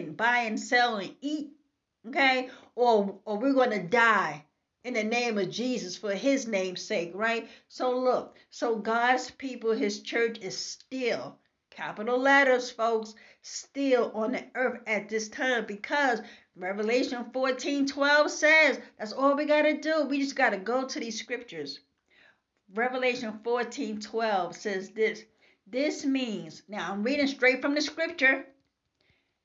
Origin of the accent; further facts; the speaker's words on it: New York City, New York, United States; I am from Brooklyn, New York. This is how I talk.